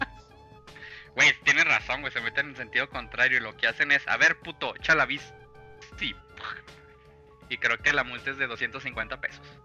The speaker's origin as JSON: {"language": "Spanish", "country": "Mexico", "said": "Somos mexicanos"}